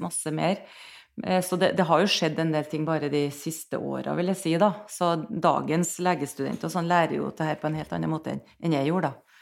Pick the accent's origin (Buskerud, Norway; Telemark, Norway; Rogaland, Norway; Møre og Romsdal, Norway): Møre og Romsdal, Norway; Nordmøre; now in Trondheim, Norway; jeg, bor i Trondheim. Jeg er fra Nordmøre